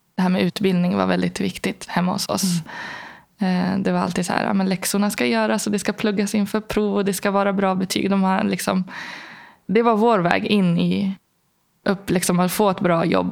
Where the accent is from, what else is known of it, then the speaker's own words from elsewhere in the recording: Algeria; now in Sweden; i Algeriet där jag växte upp